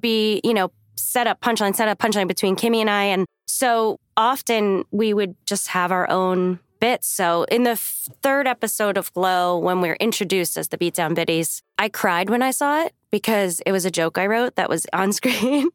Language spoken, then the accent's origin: English; New York City, New York, United States; moved away; I'm from New York, and the bagels, like, in Staten Island, where I'm from